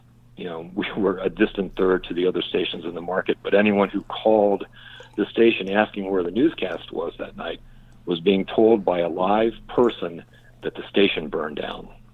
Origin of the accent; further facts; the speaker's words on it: Richmond, Virginia, United States; moved away; I applied for a job in Richmond, Virginia, which is my hometown.